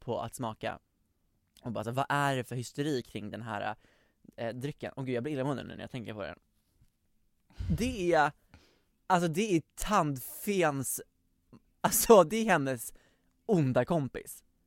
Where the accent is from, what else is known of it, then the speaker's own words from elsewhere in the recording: Västerås, Västmanland, Sweden; jag är från Västerås uppenbarligen